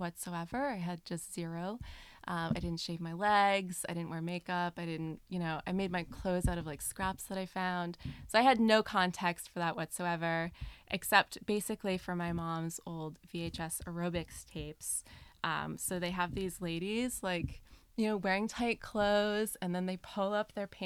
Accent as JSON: {"language": "English", "region": "Rhode Island", "country": "United States", "tie": "born or raised there", "also_born_or_lived": "Colombia / Costa Rica", "moved": "as an adult", "said": "I grew up in a neighborhood in Rhode Island, suburban area"}